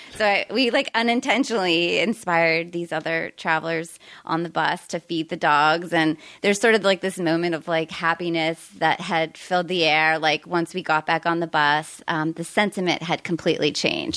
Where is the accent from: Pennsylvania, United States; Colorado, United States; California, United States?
Pennsylvania, United States; Pittsburgh; moved away as an adult; also born or lived in Arizona / San Diego; now in Topanga, United States; originally from Pennsylvania